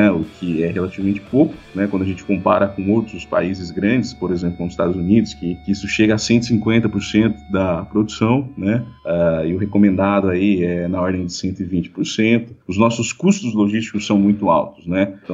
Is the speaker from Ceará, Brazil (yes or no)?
no; Avaré, São Paulo, Brazil; Bom, uh, eu sou natural de Avaré, né? Cidade do interior aqui do estado de São Paulo.